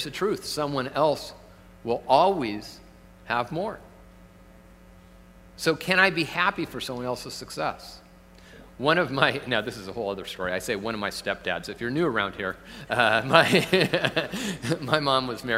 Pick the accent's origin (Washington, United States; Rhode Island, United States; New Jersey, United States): Washington, United States; Tacoma; moved away; I'm from Tacoma originally